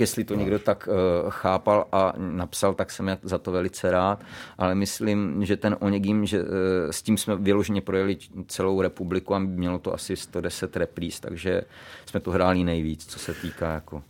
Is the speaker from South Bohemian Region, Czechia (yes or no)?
no; Pardubice, Pardubice Region, Czechia; A u nás v Pardubicích byla ekonomická správní fakulta.